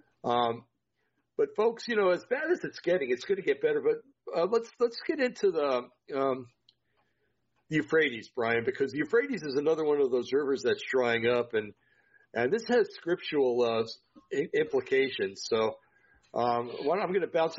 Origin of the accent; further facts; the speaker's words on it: Vacaville, California, United States; moved away; Did all my growing up in the Vacaville area